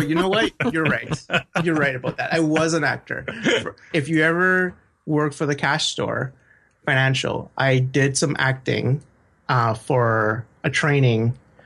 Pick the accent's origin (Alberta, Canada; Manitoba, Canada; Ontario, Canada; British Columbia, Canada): Alberta, Canada; Edmonton; English is a second language; also born or lived in Chile; But I am an Edmonton raised person